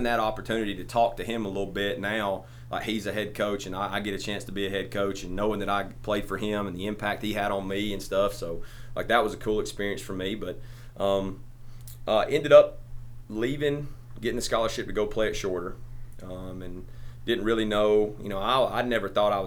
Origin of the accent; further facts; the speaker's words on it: Crossville, United States; I'm from Crossville, so I'm from right down the road from here